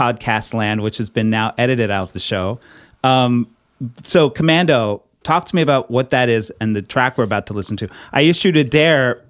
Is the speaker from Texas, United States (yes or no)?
yes; Houston, Texas, United States; moved away as an adult; now in Brooklyn, United States; I'm in Brooklyn now, but I'm from Texas